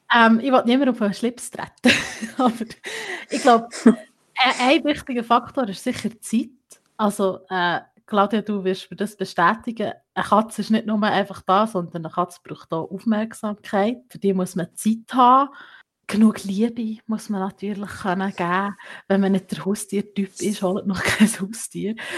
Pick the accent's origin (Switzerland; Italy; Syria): Switzerland; Bern; bei uns in der Schweiz, im Kanton Bern